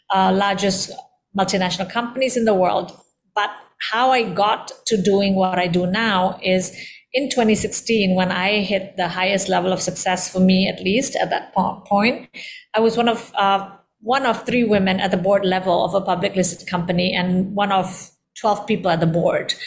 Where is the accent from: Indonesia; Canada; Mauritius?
Indonesia; also born or lived in London; I am of Indian descent, born and raised in Indonesia